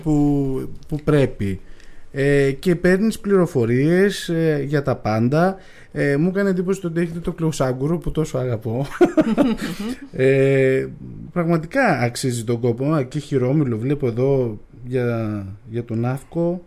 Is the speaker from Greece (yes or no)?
yes; Agios Dimitrios, North Aegean, Greece; είμαι και από τον Αγιο Δημήτρη και εκεί τα μπέλια έχουν πρωταρχικό ρόλο